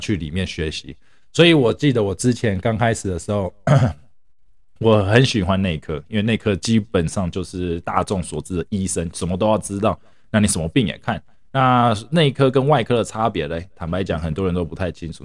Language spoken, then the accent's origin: Chinese; Taiwan; now in United States; 我是，本身是从台湾来的